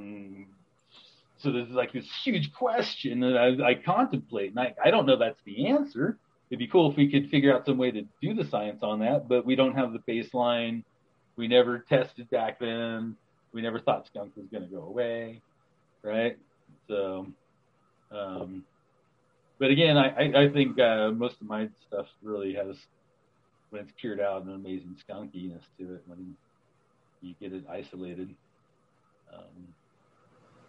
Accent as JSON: {"language": "English", "town": "Los Angeles", "region": "California", "country": "United States", "tie": "born or raised there", "said": "I grew up in Los Angeles"}